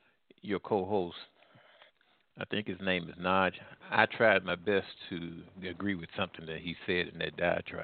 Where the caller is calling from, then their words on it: Midwest, United States; I'm calling from the Midwest.